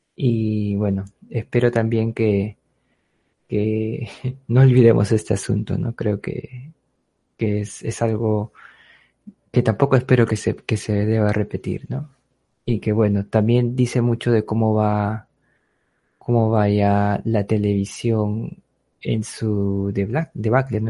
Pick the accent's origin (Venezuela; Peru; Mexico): Peru; somos todos los peruanos